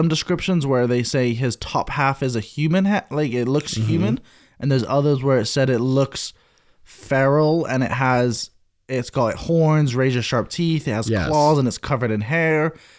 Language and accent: English; England, United Kingdom; I'm from England.